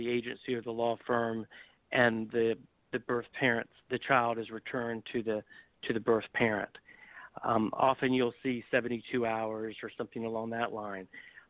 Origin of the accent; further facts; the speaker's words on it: South Carolina, United States; my home state of South Carolina